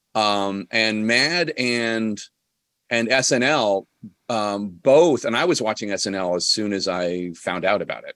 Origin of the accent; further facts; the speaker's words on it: Philadelphia, Pennsylvania, United States; I grew up in Philly